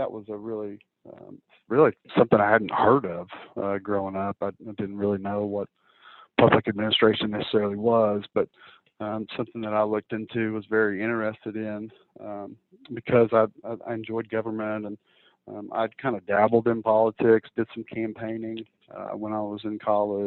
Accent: Van Buren, Arkansas, United States; also born or lived in Arkadelphia / Rogers / El Dorado; Van Buren is my hometown, born and raised here

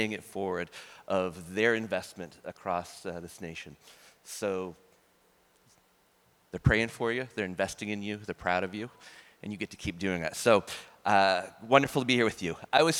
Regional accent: near the New Brunswick border, Maine, United States; I was born like a half hour from the New Brunswick border

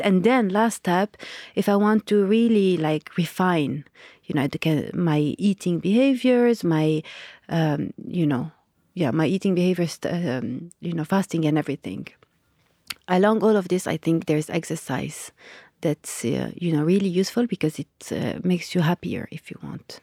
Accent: Lebanon; I grew up in Lebanon

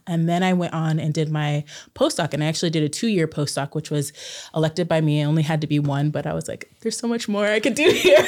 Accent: Klamath Falls, Oregon, United States; I grew up in Southern Oregon in Klamath Falls

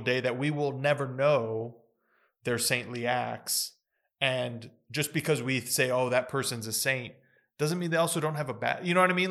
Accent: United States; I was born in the United States

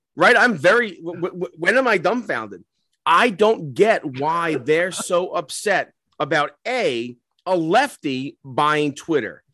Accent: New York, United States; we're from New York

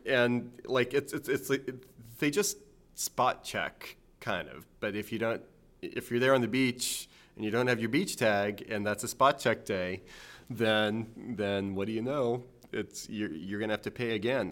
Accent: New Orleans, Louisiana, United States; also born or lived in South Jersey; now in New Jersey, United States; growing up in New Orleans

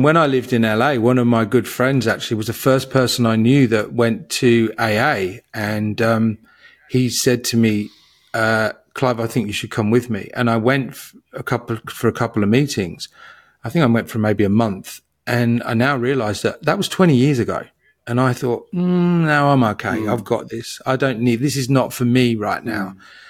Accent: England, United Kingdom; But, you know, growing up in England in the 70s, I had this masking to be around people

